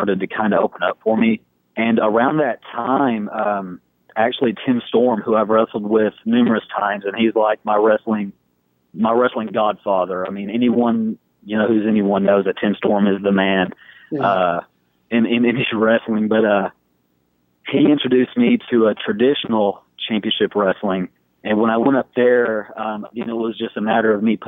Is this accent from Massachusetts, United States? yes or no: no; Texas, United States; I kind of started in my hometown, 14 at the time